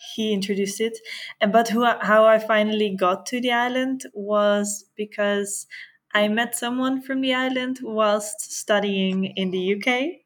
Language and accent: English; Netherlands; moved away as an adult; now in Madeira, Portugal